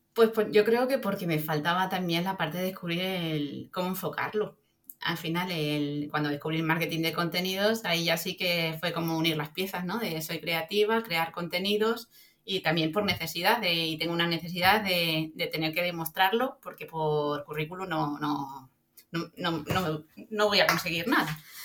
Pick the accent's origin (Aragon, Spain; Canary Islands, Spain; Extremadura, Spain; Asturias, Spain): Extremadura, Spain; Soy extremeña de pura cepa.